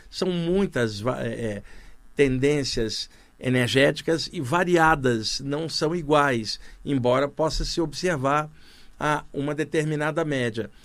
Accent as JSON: {"language": "Portuguese", "region": "Rio de Janeiro", "country": "Brazil", "tie": "born or raised there", "moved": "yes", "said": "lá no Rio de Janeiro, onde eu cresci"}